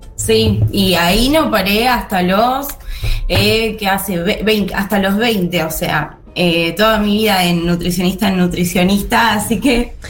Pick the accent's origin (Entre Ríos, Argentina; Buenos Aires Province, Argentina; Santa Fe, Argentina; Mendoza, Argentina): Buenos Aires Province, Argentina; Mar del Plata; yo soy de Mar del Plata